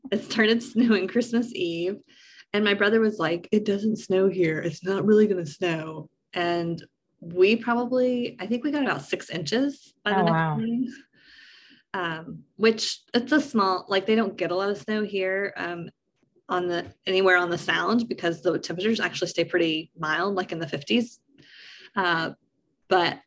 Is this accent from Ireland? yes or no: no; East Tennessee, United States; we're from East Tennessee